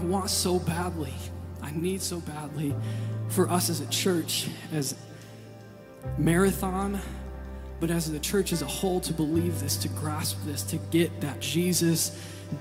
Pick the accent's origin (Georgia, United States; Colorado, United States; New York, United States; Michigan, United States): Michigan, United States; I'm from Michigan